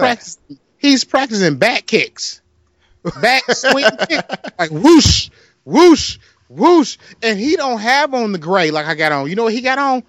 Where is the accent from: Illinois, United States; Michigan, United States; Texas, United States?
Michigan, United States; Detroit; I'm from Detroit.